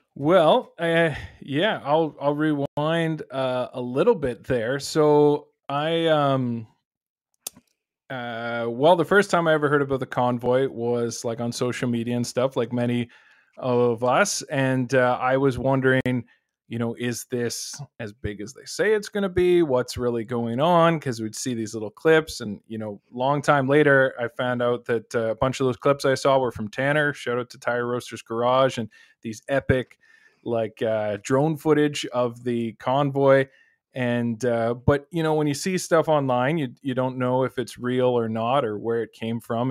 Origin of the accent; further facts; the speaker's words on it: Waterloo, Ontario, Canada; I'm from the Waterloo area